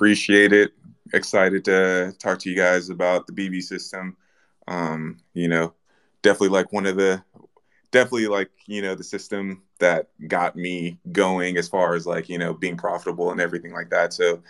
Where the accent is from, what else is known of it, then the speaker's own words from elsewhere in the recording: Chicago, Illinois, United States; moved away; I'm originally from Chicago